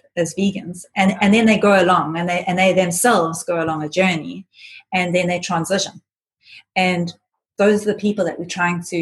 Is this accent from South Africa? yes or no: yes; South Africa; we come from South Africa